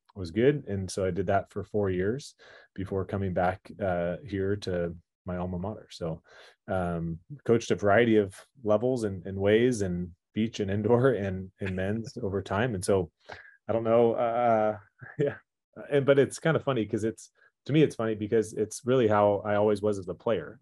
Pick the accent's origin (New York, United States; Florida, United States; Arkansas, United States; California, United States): California, United States; Irvine; now in Malibu, United States; growing up there until I was eighteen years old.